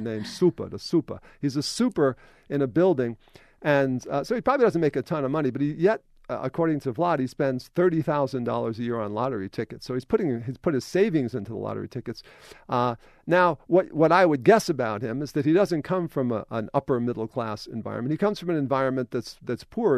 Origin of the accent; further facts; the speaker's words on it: New York, United States; when you grow up in New York, that matters